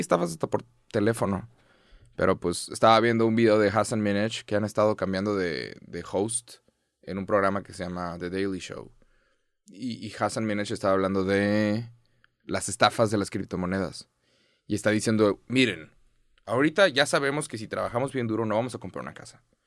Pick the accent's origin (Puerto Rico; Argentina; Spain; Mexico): Mexico; Soy de México